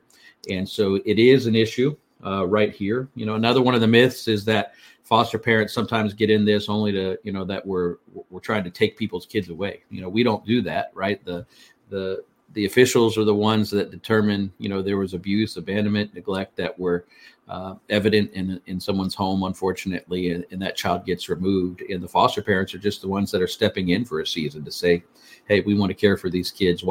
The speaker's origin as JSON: {"language": "English", "town": "Fort Lauderdale", "region": "Florida", "country": "United States", "tie": "born or raised there", "said": "I'm a native Floridian. I was born in the Fort Lauderdale area."}